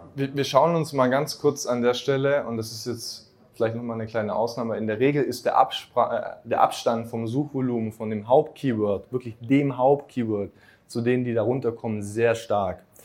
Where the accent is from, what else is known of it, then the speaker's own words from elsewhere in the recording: Swabia, Germany; im Schwabenland, zum Beispiel, wo ich herkomme